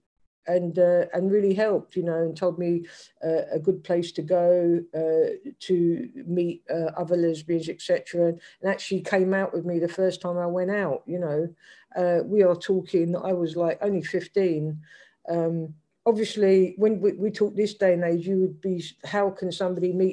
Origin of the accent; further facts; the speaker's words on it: London, United Kingdom; accent: London; it's a complete London accent. I was brought up in the council estates of deepest Stockwell.